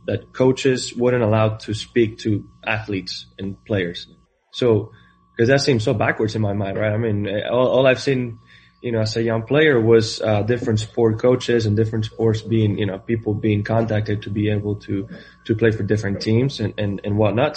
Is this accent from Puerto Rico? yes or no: no; Spain; moved away as an adult; I'm coming from Spain. Uh, I grew up in a town with 1,200 people